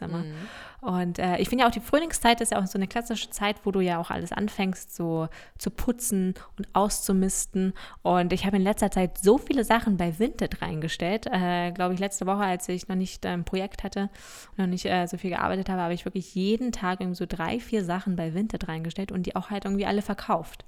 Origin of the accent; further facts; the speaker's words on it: Lower Saxony, Germany; Wir sagen ja auch bei uns in Niedersachsen sagen wir auch ein Weizen.